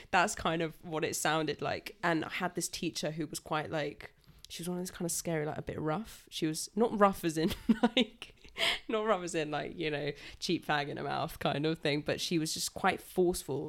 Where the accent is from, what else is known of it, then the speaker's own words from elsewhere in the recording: Salisbury, South West England, United Kingdom; I'm twenty-four and I'm from Salisbury.